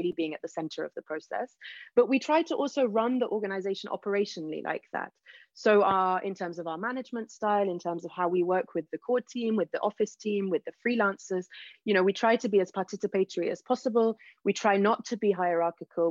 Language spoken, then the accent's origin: English; United Kingdom; moved away as an adult; now in Lebanon; I'm British, because I grew up in the UK